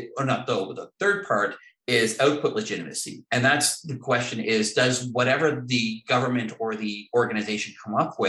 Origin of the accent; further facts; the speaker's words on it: Canada; As a Canadian